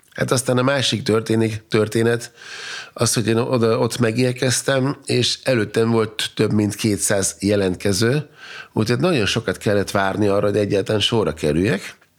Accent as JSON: {"language": "Hungarian", "country": "Austria", "tie": "born or raised there", "also_born_or_lived": "Vienna / Hungary", "first_language": "German", "second_language": "Hungarian", "said": "én, mint osztrák, mert mégis osztrák állampolgár vagyok, Ausztriában születtem, e, német a nyelvem"}